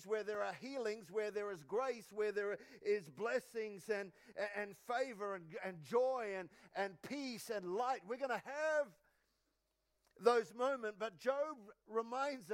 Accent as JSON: {"language": "English", "country": "New Zealand", "said": "I'm from New Zealand"}